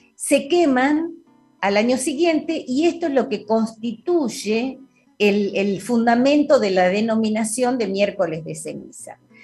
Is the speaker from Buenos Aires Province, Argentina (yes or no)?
yes; General La Madrid, Buenos Aires Province, Argentina; yo que me crié en la provincia de Buenos Aires, en mi pueblo, en general la Madrid